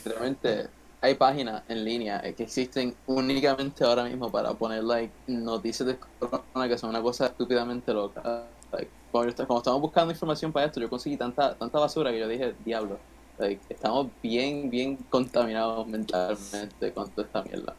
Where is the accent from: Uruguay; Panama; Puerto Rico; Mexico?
Puerto Rico; nuestra responsabilidad como ciudadanos puertorriqueños